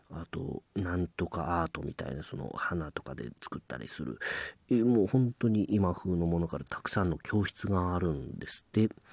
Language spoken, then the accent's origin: Japanese; Ehime, Japan; now in Tokyo, Japan; 私 の地元です。あの、えー、国元です。愛媛県